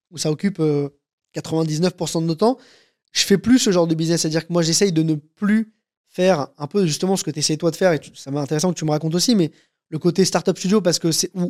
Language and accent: French; France; Moi, je suis français, j'ai des datas françaises hyper quali